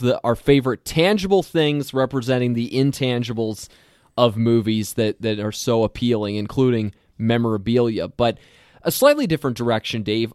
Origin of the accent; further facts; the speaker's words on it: Lancaster County, Pennsylvania, United States; now in Minnesota, United States; I am from Lancaster County, Pennsylvania, that area.